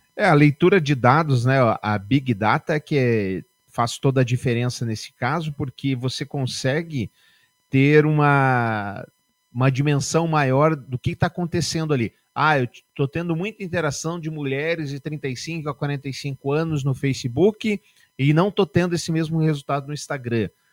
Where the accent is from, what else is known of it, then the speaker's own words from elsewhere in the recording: Barbacena, Minas Gerais, Brazil; quando eu era pequeno lá em Barbacena, lá em Dirituba